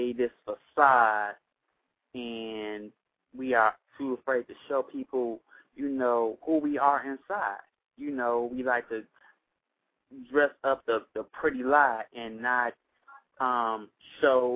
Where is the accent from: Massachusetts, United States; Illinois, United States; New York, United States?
Illinois, United States; Chicago; I'm from Chicago